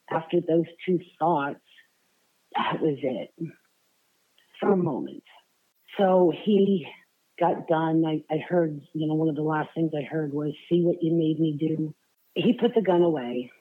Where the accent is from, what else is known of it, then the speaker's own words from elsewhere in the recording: Allentown, Pennsylvania, United States; moved away as an adult; also born or lived in Florida; now in Knoxville, United States; I spent 26 years in um, Pennsylvania, just outside of Philly, Allentown